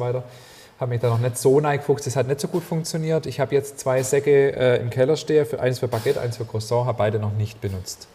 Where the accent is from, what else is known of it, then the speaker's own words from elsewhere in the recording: Ammertal, near Herrenberg, Baden-Württemberg, Germany; moved away; aus meiner alten Heimat, aus dem Ammertal äh, in der Nähe von Herreberg